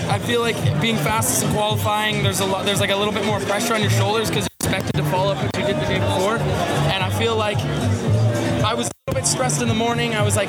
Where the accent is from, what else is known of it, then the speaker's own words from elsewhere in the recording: Canada; I'm second in the overall now, and I'm second Canadian to ever win a World Cup